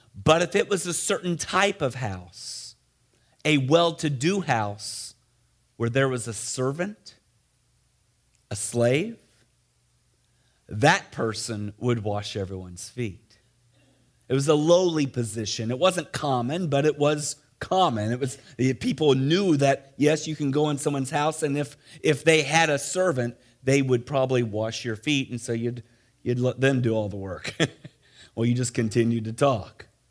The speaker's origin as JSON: {"language": "English", "region": "Missouri", "country": "United States", "tie": "born or raised there", "also_born_or_lived": "Ohio", "moved": "yes", "said": "I grew up in Missouri"}